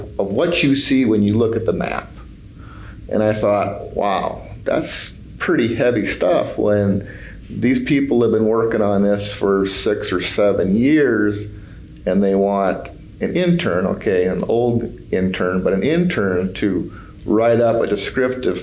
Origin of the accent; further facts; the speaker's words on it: Sioux Falls, South Dakota, United States; I grew up in Sioux Falls, South Dakota